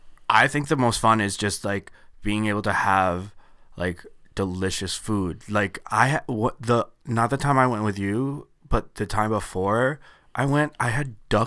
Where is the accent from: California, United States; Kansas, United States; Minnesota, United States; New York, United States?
New York, United States; Syracuse; born there; I think I was born in Syracuse.